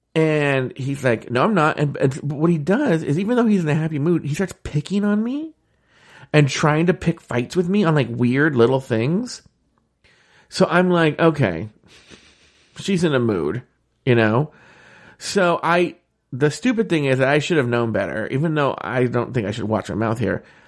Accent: Disneyland, California, United States; I grew up around Disneyland

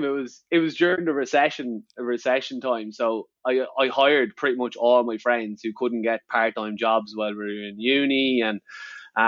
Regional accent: Clonalvy, County Meath, Ireland; also born or lived in Drogheda / Dublin; I'm born and bred in County Meath. So Grew up there, grew up in a little village, a little country village called Clonalvy

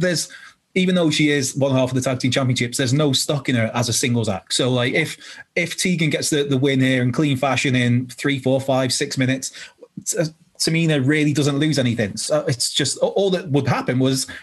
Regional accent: Wales, United Kingdom; as a Welshman

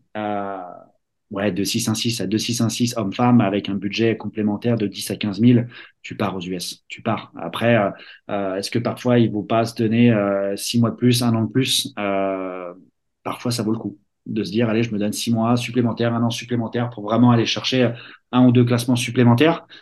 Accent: Verneuil-sur-Seine, Île-de-France, France; moved away as an adult; also born or lived in South Carolina; j'ai grandi à Verneuil-sur-Seine et Vaux-sur-Seine

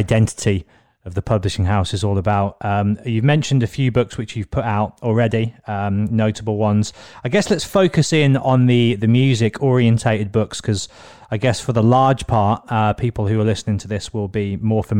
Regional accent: Birmingham, West Midlands, United Kingdom; moved away as an adult; also born or lived in London; I moved back home with my mum in Birmingham

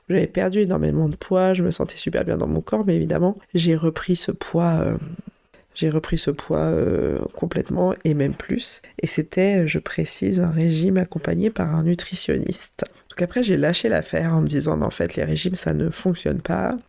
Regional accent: Vichy, Auvergne-Rhône-Alpes, France; je suis née à Vichy et ma famille paternelle est vraiment originaire de ce coin-là

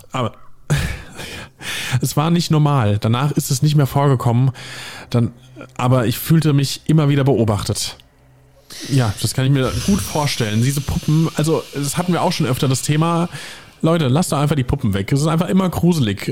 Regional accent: Hesse, Germany; accent: Hessian (Rhein-Main, near the Palatinate border); Da merkt man den Hessen übrigens in mir.

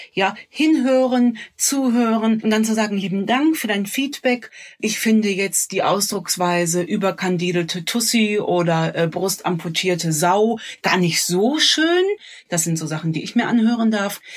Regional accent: Cologne, North Rhine-Westphalia, Germany; ich als äh, Kölnerin

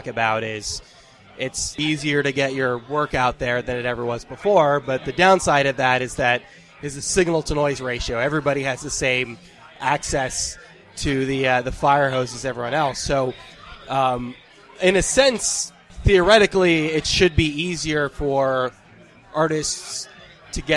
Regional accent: Fremont, California, United States; I'm from Fremont originally, so I'm from a very suburban area

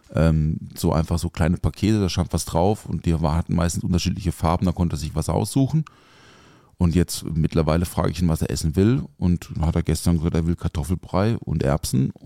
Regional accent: a village near Offenburg, Baden-Württemberg, Germany; moved away; ich bin ja auf dem Dorf aufgewachsen also jetzt nicht so mega ländlich. Äh, Offenburg ist jetzt kein Dorf. Also das Dorf neben Offenburg

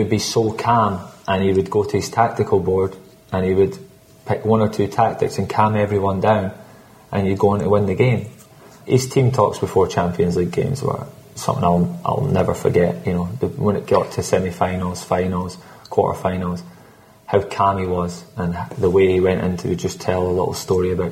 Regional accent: Scotland, United Kingdom; I'm Scottish

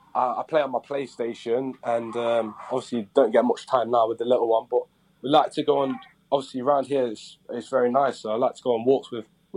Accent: Jamaica; Probably, obviously I'm Jamaican, so probably my dad's Jamaican food when I go back home.

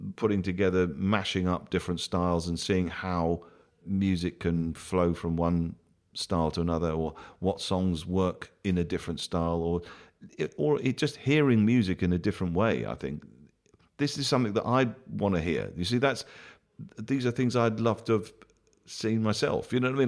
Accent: Bath, South West England, United Kingdom; in my hometown when I grew up in Bath

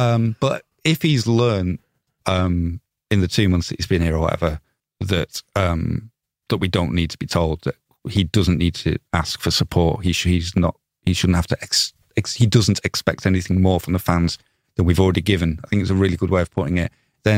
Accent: Leeds, Yorkshire and the Humber, United Kingdom; I'm from Leeds, so that's why I started supporting them

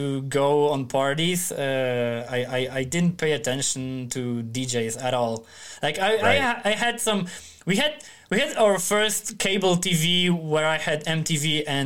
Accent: Starogard Gdański, Pomeranian Voivodeship, Poland; English is a second language; now in Tri-City, Poland; Gdańsk is the biggest city in northern Poland, and my hometown is like 60 kilometers to the south

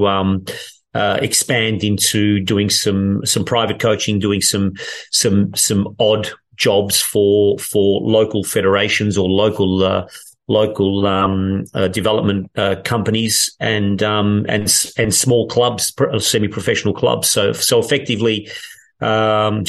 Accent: Melbourne, Victoria, Australia; moved away as an adult; also born or lived in England; now in Turin, Italy; growing up in Australia

